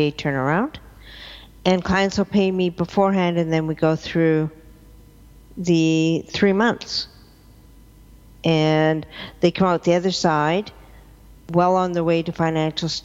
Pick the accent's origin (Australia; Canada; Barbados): Canada; Victoria, British Columbia; also born or lived in Vancouver; I'm originally from Victoria